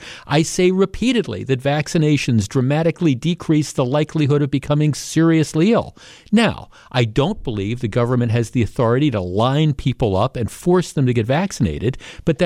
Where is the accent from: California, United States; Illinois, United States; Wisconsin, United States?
Wisconsin, United States; growing up around here